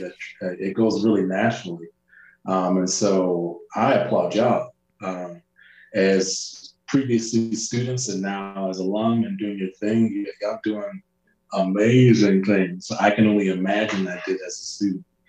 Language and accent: English; Rochester, New York, United States; moved away as an adult; also born or lived in El Paso, Texas / New Mexico; now in Salt Lake City, United States; my hometown Rochester